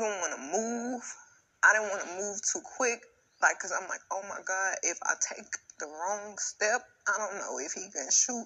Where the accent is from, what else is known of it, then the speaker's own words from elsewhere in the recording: Houston, Texas, United States; I'm from Houston. I'm from the motherfucking South Side